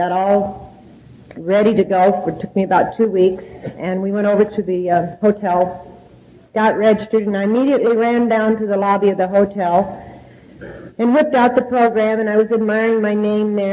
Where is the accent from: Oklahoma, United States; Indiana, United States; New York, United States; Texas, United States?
Oklahoma, United States; moved away; also born or lived in California; I was raised in Oklahoma